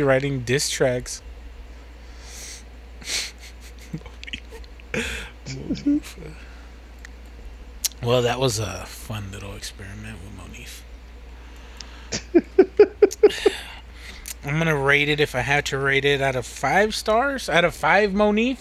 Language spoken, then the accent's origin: English; the South, United States; I'm from the South